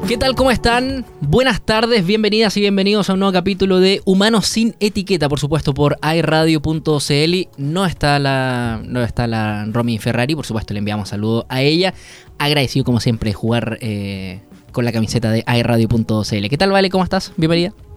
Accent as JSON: {"language": "Spanish", "town": "Punta Arenas", "region": "Magallanes and Chilean Antarctica", "country": "Chile", "moved": "yes", "lives_now": "Concepción, Chile", "said": "yo soy de Punta"}